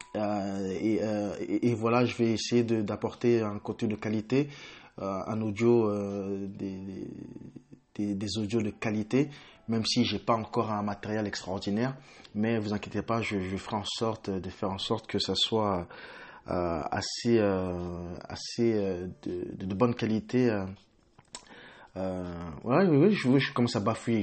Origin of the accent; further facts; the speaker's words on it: Île-de-France, France; moved away as an adult; also born or lived in Congo / England; now in United Kingdom; je suis d'origine congolaise. et de nationalité française où j'ai grandi à la Grenoble et plus exactement dans les quatre-vingt-treize